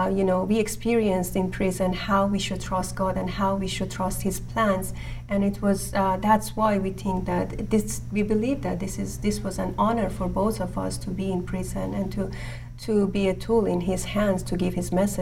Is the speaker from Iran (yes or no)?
yes; Iran; I'm also from Iran